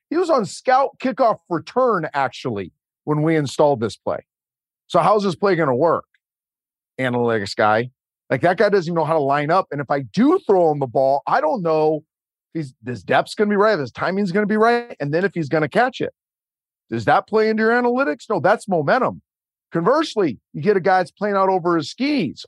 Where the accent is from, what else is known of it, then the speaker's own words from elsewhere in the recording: West Coast, United States; I'm from the West Coast as a Pac twelve guy growing up, Pac ten guy growing up